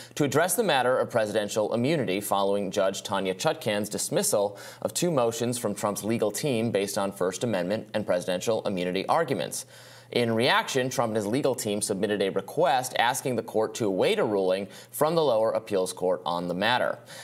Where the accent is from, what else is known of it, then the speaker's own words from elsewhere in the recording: Michigan, United States; Michigan, my home state